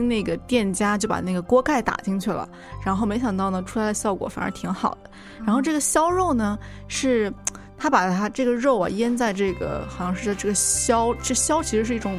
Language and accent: Chinese; Zhenjiang, Jiangsu, China; now in Seattle, United States; 因为我的家乡在江苏镇江嘛。